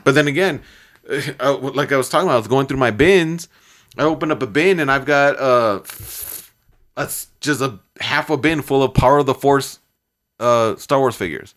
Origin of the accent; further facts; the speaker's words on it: Chicago, Illinois, United States; I'm from Chicago.